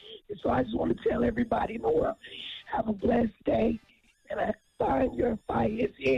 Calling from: Tulsa, Oklahoma, United States; I'm from Tulsa, Oklahoma.

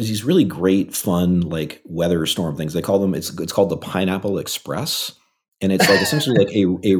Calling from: San Francisco, California, United States; I am calling from San Francisco, California.

